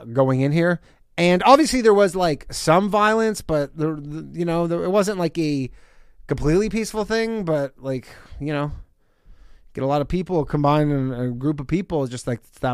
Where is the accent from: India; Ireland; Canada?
Canada; now in United States; I'm not from America. I probably would have been swiftly deported back to Canada